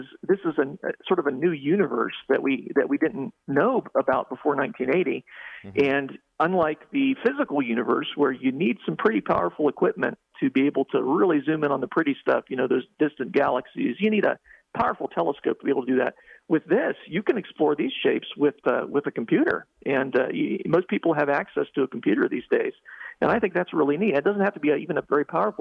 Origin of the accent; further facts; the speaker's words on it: Ohio, United States; when I was a youngster, growing up in Ohio